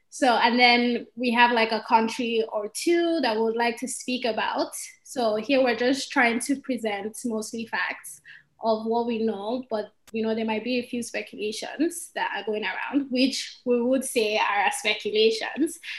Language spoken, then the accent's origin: English; Nigeria; I'm from Nigeria